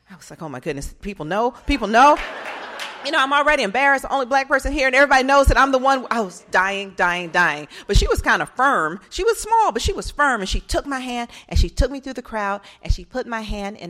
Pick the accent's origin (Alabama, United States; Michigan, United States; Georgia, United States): Georgia, United States; Atlanta; And that's when I wrote my first book about growing up in Atlanta during the child murders.